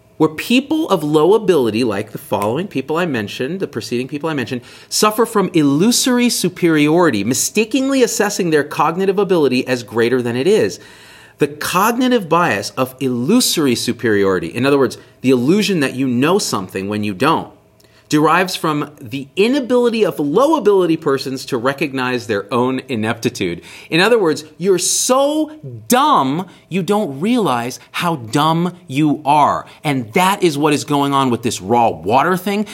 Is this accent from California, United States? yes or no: yes; Central Valley of California, United States; also born or lived in Bay Area, California; now in Las Vegas, United States; My parents and I grew up in the Central Valley of California with well water.